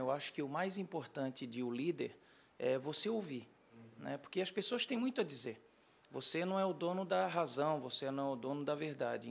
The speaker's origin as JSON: {"language": "Portuguese", "town": "Florianópolis", "region": "Santa Catarina", "country": "Brazil", "tie": "born or raised there", "also_born_or_lived": "Joinville / Porto Alegre / São Paulo / Rio de Janeiro", "moved": "as an adult", "said": "Eu sou natural de Florianópolis, Santa Catarina, mas muito novo eu já comecei a sair lá da região"}